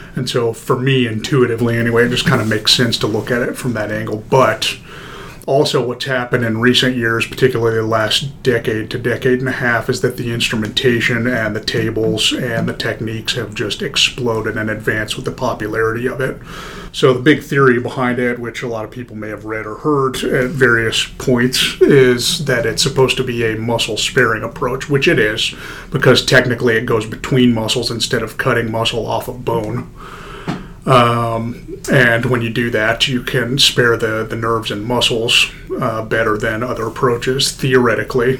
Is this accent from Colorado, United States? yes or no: yes; Denver, Colorado, United States; moved away as an adult; also born or lived in Kansas / Des Moines, Iowa; I was born in Denver, Colorado, 1985